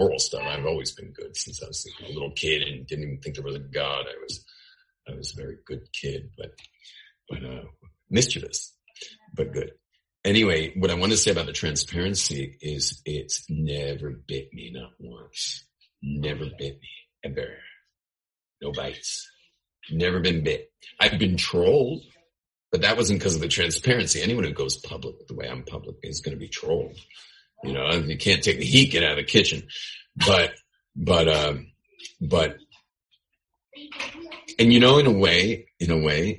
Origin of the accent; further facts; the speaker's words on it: California, United States; I am Californian.